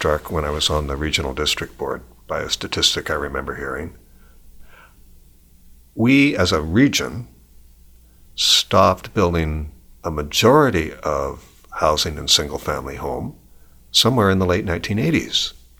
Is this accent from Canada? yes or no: yes; Canada; In a sense, by being Canadian, you had a right to that.